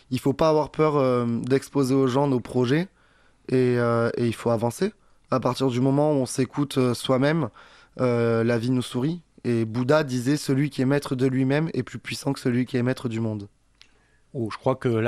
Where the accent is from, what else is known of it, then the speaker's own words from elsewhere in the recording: Perpignan, Occitania, France; Non, j'arrive de Perpignan, je suis comédien, euh, j'ai commencé le théâtre, j'avais 8 ans et j'en vis depuis 2017.